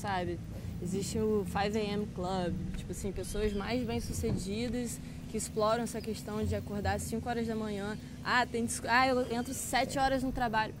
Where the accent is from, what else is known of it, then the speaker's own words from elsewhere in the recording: Brazil; Minha grande parte da minha infância na Ilha da Caeira